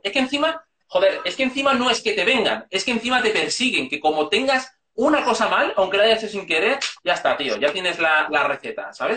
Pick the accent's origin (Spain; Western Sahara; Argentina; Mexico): Spain; Segovia, Castile and León; moved away; also born or lived in Madrid; soy de Segovia, pero llevaba 10 años viviendo en Madrid por estudios